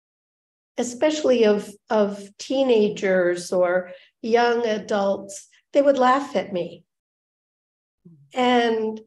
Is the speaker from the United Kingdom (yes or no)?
no; upstate New York, United States; also born or lived in Denver, Colorado; I grew up in upstate New York, and I had a wonderful childhood